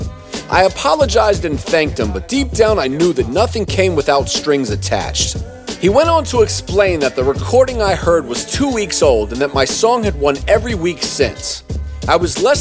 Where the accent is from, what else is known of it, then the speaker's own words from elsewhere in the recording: Durham, North Carolina, United States; I was from Durham, North Carolina